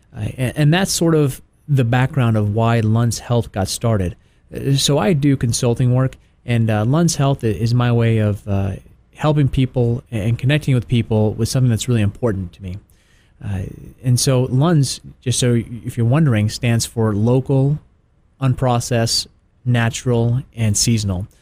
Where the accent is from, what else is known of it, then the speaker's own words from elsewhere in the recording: Tennessee, United States; now in Atlanta, United States; I grew up in Tennessee